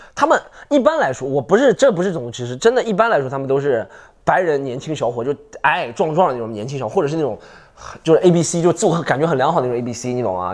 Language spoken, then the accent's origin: Chinese; Shanghai, China; accent: Shanghai; 你们对上海，就我这个口音的人